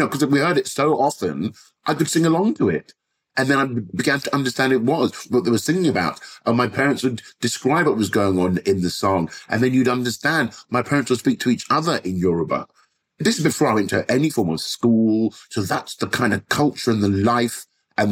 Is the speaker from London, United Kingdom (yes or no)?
yes; London, United Kingdom; growing up in Southwest London